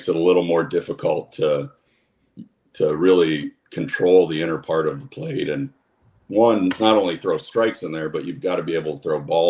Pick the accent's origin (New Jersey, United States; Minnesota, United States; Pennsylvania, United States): Pennsylvania, United States; Kersey; also born or lived in St. Marys, Pennsylvania; I was born in St. Mary's and went to St. Mary's High School, but I was actually from a smaller town right next to it called Kersey. And Kersey, when I was growing up, had about 800 people